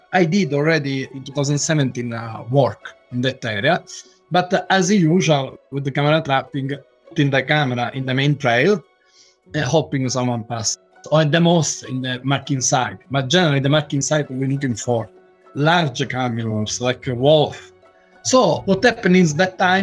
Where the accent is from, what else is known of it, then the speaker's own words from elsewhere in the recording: Sicily, Italy; English is a second language; moved away; I come from Italy, specifically Sicily, which is the richest food in Italy